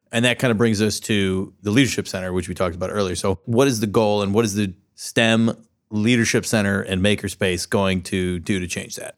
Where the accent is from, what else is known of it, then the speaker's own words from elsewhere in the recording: San Diego, California, United States; moved away as an adult; now in Columbus, United States; I grew up in San Diego, but I've lived here for ten years